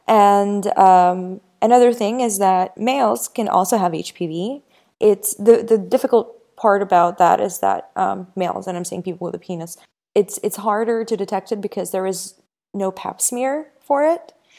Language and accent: English; Ukraine; I was born in Ukraine